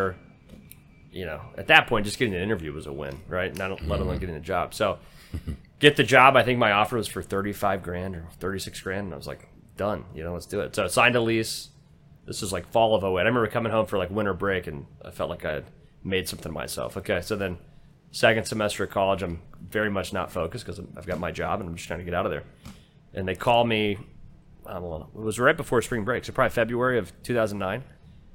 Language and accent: English; Dayton, Ohio, United States; moved away as an adult; now in Texas, United States; I grew up in Dayton, Ohio, Rust Belt town, good town